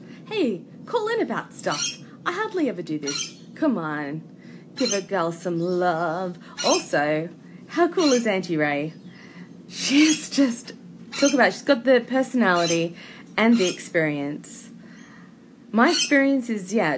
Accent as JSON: {"language": "English", "country": "Australia", "said": "as an Australian"}